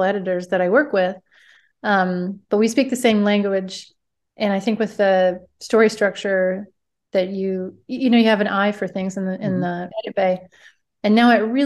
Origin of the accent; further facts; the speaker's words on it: Oklahoma, United States; moved away as an adult; also born or lived in Chicago; I'm from Oklahoma. I moved to Chicago out of college